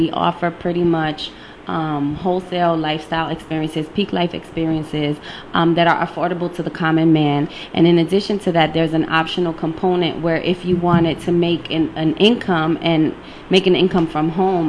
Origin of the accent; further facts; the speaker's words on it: New York City, New York, United States; now in Connecticut, United States; I'm from the Bronx. Boogie down Bronx.